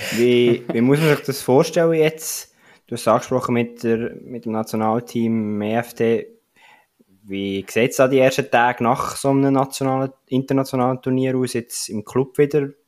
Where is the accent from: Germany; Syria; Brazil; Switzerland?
Switzerland; als Schweizer